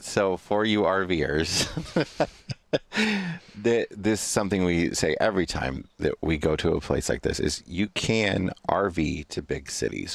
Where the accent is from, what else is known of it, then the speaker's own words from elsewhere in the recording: Western Illinois, United States; also born or lived in Chicago, Illinois; I'm from Western Illinois, uh, originally, and then I moved to Chicago, uh, as an adult